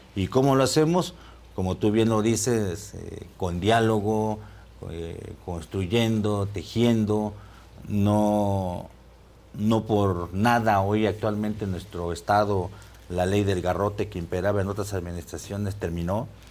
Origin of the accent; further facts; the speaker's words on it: Zinacatepec, Puebla, Mexico; Yo nací en Sinacatepec, Puebla